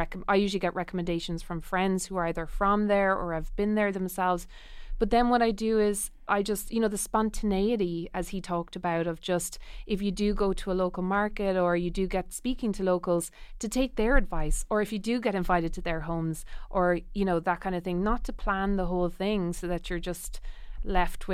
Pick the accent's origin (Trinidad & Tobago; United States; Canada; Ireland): Ireland; I'm a member of the Irish Food Writers Guild, and I mostly write on Irish food because it's what I've always lived here. I've grown up here